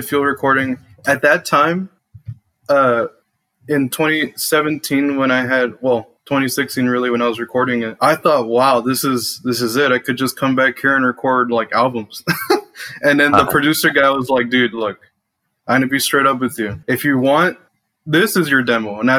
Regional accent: Laredo, Texas, United States; my hometown, Laredo

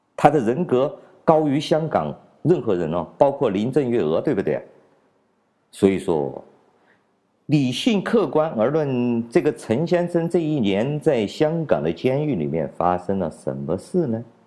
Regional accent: China; 我们作为一个中国人啊

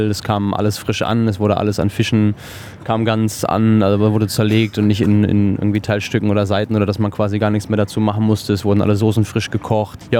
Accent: near Cologne, North Rhine-Westphalia, Germany; moved away as an adult; now in Australia; ich komme aus der Nähe von Köln

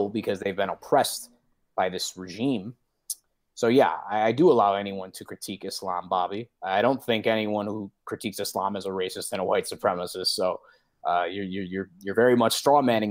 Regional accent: Detroit, Michigan, United States; went to a Catholic school, actually, University of Detroit Jesuit High School and Academy in Detroit

